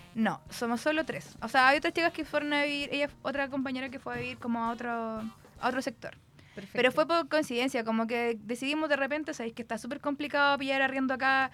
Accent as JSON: {"language": "Spanish", "town": "Concepción", "region": "Biobío", "country": "Chile", "said": "soy la única de Conce"}